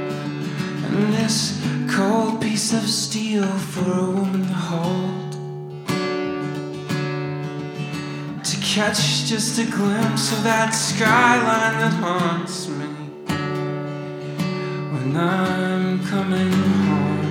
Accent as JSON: {"language": "English", "town": "Seattle", "region": "Washington", "country": "United States", "also_born_or_lived": "North Carolina / Kentucky", "moved": "yes", "said": "I'm from here, but I moved from North Carolina to Kentucky."}